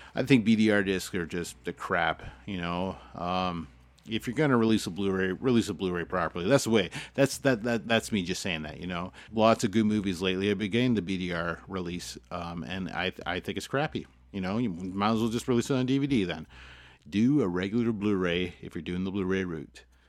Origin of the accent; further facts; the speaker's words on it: Canada; as a Canadian